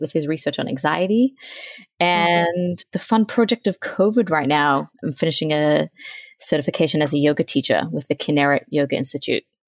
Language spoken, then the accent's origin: English; Australia; moved away as an adult; now in Virginia, United States; I'm from Australia. I'm 28. I'm now living in Virginia.